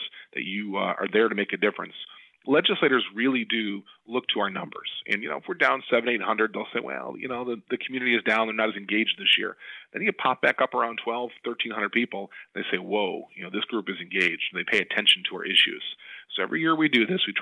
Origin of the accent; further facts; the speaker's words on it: Depew, New York, United States; I was a kid growing up in the Buffalo, New York area